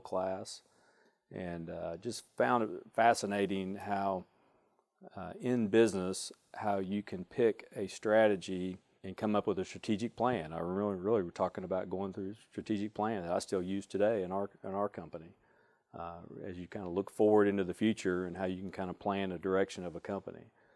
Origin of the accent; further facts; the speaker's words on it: Springdale, Arkansas, United States; I grew up in Springdale